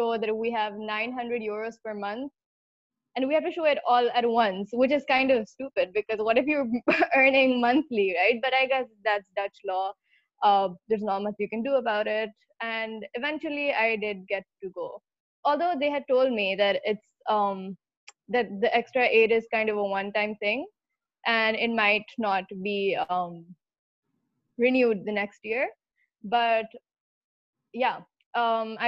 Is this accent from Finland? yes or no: no; Pakistan; moved away; I'm from Pakistan